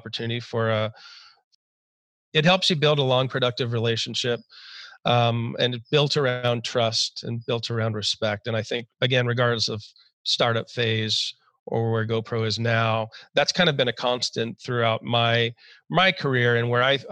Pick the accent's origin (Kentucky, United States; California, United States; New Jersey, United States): California, United States; San Diego; I grew up in Southern California, typical Southern California childhood, in San Diego to be specific.